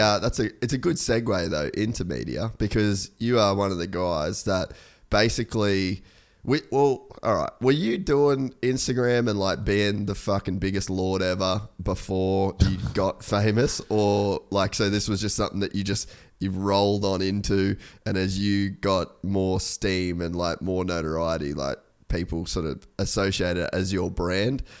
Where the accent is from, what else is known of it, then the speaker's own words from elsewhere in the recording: Australia; I'm Australian